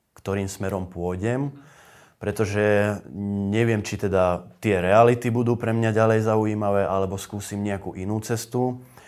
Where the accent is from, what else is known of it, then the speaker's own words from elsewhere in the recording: a village near Nové Zámky, Nitra Region, Slovakia; moved away; starší dom, ktorý bol na dedine, odkiaľ pochádzam, pri tých nových zámkoch